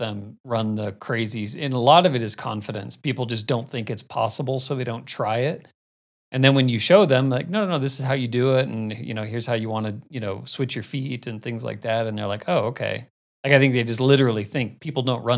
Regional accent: Phoenix, Arizona, United States; growing up in Phoenix, like Camelback Mountain, South

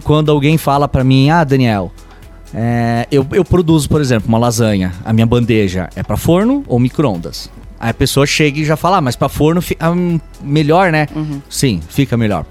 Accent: west of Santa Catarina, Brazil; eu sou italiano de dois lados da família, oeste de Santa Catarina e família italiana aquela tradicional

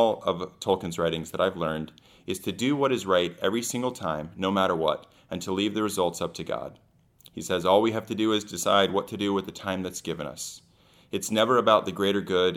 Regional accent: Frederick, Maryland, United States; moved away; I'm originally from Frederick, Maryland

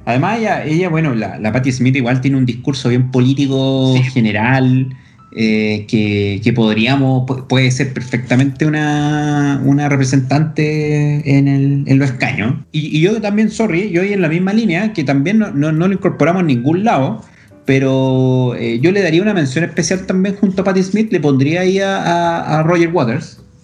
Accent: Chile; los chilenos

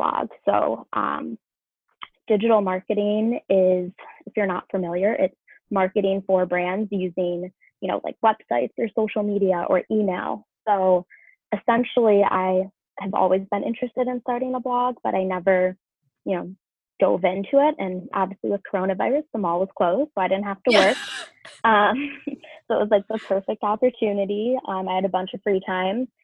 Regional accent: Rochester, New York, United States; also born or lived in Cleveland, Ohio; my hometown, Rochester, New York

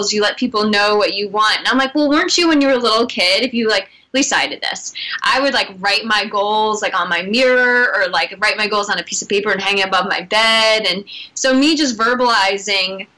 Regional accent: Boston, Massachusetts, United States; now in Portland, United States; my hometown

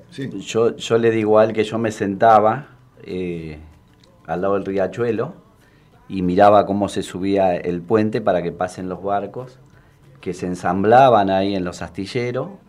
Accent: San Miguel, Buenos Aires Province, Argentina; moved away; also born or lived in Isla Maciel; ¿de dónde sos? De San Miguel.

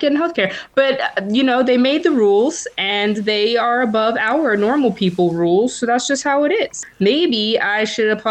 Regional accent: Austin, Texas, United States; moved away; I'm from Austin

